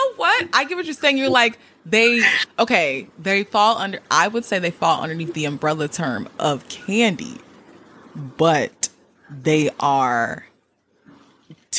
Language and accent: English; Georgia, United States; I'm from Georgia